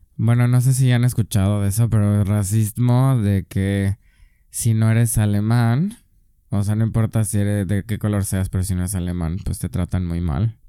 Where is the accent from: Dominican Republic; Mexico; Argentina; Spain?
Mexico; San Miguel de Allende, Guanajuato; moved away as an adult; also born or lived in Mexico City, Mexico / Erfurt, Germany; now in Berlin, Germany; soy de San Miguel de Allende